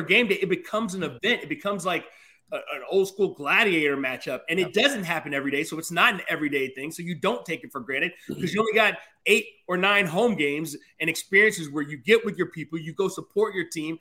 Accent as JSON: {"language": "English", "region": "Alabama", "country": "United States", "tie": "born or raised there", "also_born_or_lived": "Birmingham, Alabama / Huntsville, Alabama", "said": "I'm from Alabama"}